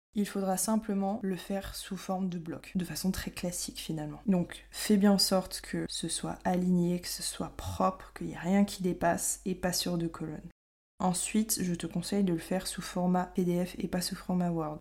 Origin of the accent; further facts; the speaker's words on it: France; moved away as an adult; now in Montreal, Canada; nous les Français